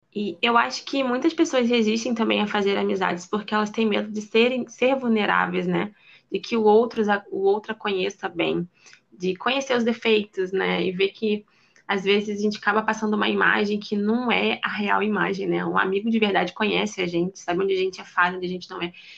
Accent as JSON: {"language": "Portuguese", "region": "Rio de Janeiro", "country": "Brazil", "said": "eu sou carioca"}